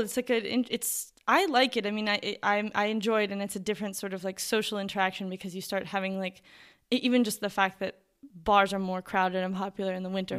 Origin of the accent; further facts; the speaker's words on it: New York, United States; because I am from New York and we have seasons and we have winter and it gets cold.